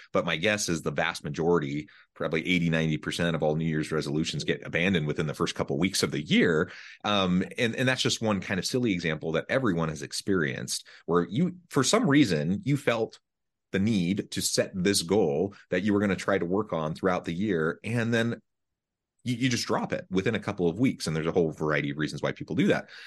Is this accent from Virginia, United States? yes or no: no; Hamilton, Missouri, United States; now in Utah, United States